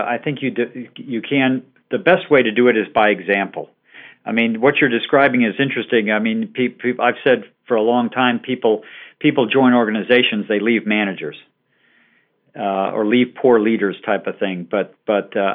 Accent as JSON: {"language": "English", "region": "southeastern Michigan", "country": "United States", "tie": "born or raised there", "also_born_or_lived": "Ohio / United Kingdom", "moved": "as an adult", "said": "I was born in Ohio, grew up in southeastern Michigan"}